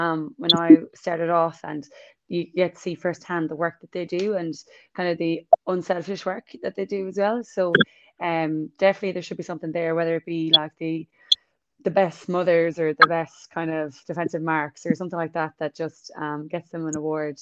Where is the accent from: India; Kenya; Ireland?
Ireland; moved away; I'm Irish and pretty new